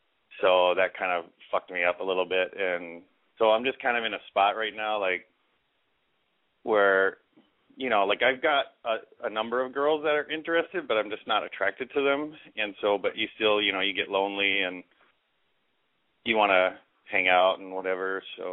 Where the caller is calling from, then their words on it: Minneapolis, Minnesota, United States; I'm from Minneapolis. I'm 40.